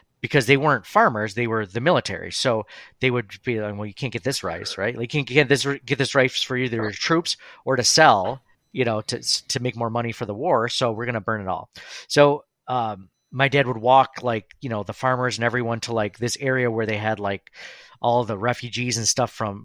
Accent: United States; as an American

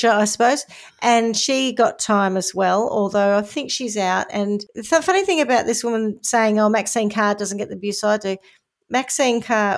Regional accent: the Southwest, South West England, United Kingdom; I'm from the Southwest.

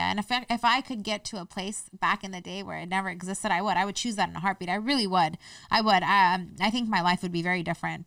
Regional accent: United States; I'm an American. I identify as Afghan American. And, you know, I was born here

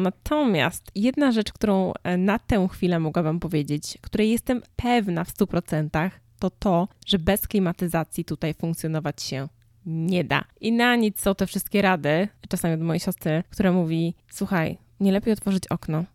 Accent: Poland; moved away as an adult; now in United States

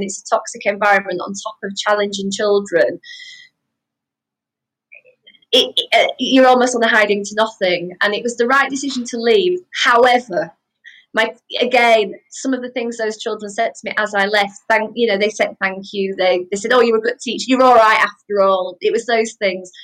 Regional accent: Wakefield, Yorkshire and the Humber, United Kingdom; moved away as an adult; also born or lived in Nottingham; We moved from Nottingham back up to Wakefield because of my husband's job before we got married.

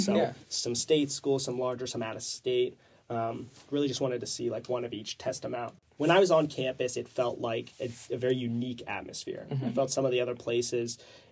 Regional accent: Stroudsburg, Pennsylvania, United States; I'm from the Stroudsburg area originally. I went to Stroudsburg High School

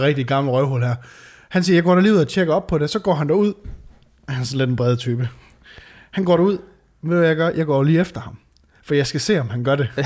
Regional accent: Varde, Southern Denmark, Denmark; now in Aarhus, Denmark; da jeg flytter fra, øh, fra Varde, du ved, hvor jeg, øh, hvor jeg er fra

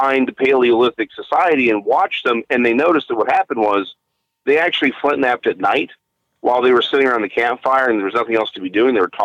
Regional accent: DeSoto, Texas, United States; also born or lived in Nacogdoches, Texas; now in Waxahachie, United States; I am out of Waxahachie now, but I grew up in DeSoto

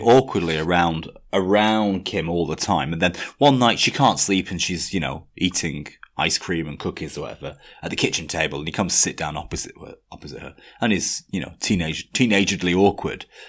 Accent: 18 miles from Blackpool, North West England, United Kingdom; I had to say I wasn't from Blackpool. You know, I was from 18 miles away from Blackpool

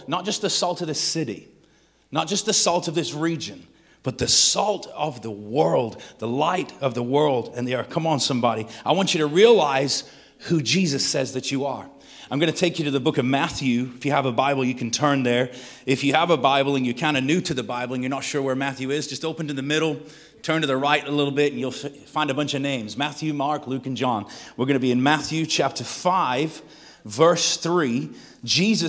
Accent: Manchester, North West England, United Kingdom; now in Texas, United States; If we've never met, I am from Texas via Manchester, England. If you're wondering what the accent is, it's like that's the strangest Texas accent I've ever heard. That's because I was not born there, but I got there as quick as I could.

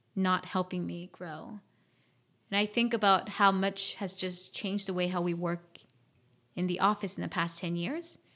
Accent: South Korea; moved away; also born or lived in Washington, D.C., United States / Fairfax, Virginia, United States; I grew up in Korea

